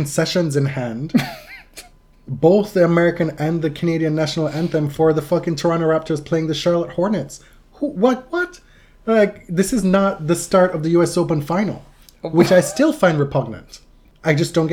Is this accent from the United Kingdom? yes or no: no; Jamaica; moved away; I'm Jamaican